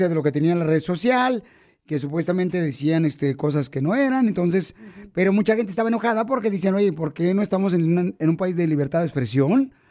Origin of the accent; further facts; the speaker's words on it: Guadalajara, Jalisco, Mexico; now in United States; ¿a qué venimos de Guadalajara, Jalisco, a Estados Unidos?